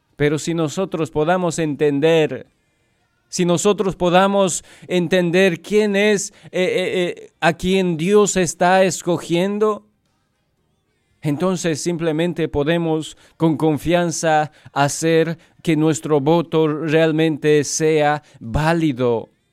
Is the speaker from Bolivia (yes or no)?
yes; Bolivia; moved away